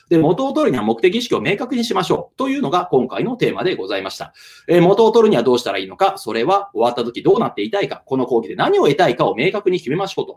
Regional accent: Kansai, Hyogo, Japan; 私、兵庫県民、え関西人でございますので

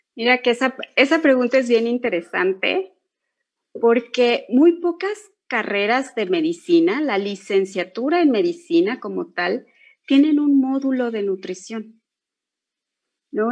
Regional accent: Mexico; somos mexicanos

